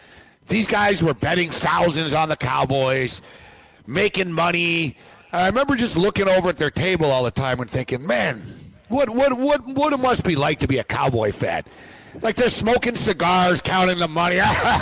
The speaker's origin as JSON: {"language": "English", "town": "Montreal", "region": "Quebec", "country": "Canada", "said": "and I'm from Montreal."}